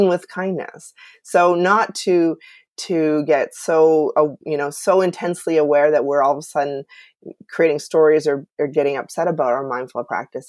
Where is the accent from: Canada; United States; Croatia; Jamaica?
Canada; I'm from Canada